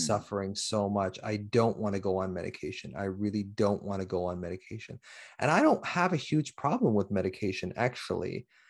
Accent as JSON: {"language": "English", "country": "Canada", "said": "I'm from Canada, eh?"}